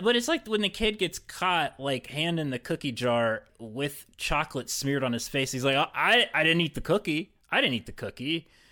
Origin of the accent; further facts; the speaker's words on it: West Virginia, United States; I was from West Virginia